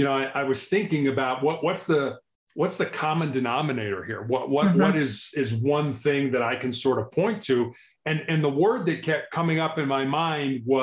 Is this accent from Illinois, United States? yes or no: yes; Chicago, Illinois, United States; also born or lived in Charleston, South Carolina; born and raised in Chicago, I am the oldest of three boys.